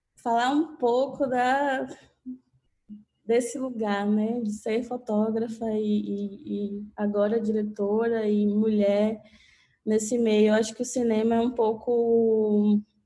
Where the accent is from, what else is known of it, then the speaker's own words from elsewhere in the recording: Catu, Bahia, Brazil; also born or lived in Salvador; now in São Paulo, Brazil; eu sou do interior da Bahia, uma cidadezinha chamada Catu